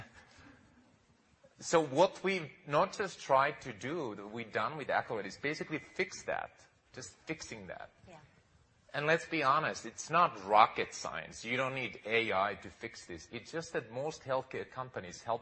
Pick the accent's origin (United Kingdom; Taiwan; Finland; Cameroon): Finland; moved away as an adult; now in United States; I grew up in Finland, and honestly, being here now almost 20 years in America